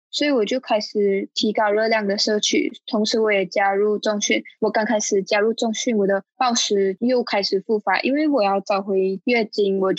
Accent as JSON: {"language": "Chinese", "country": "Malaysia", "moved": "as an adult", "lives_now": "Taiwan", "said": "我来自马来西亚，然后我目前在台湾的大学念书，"}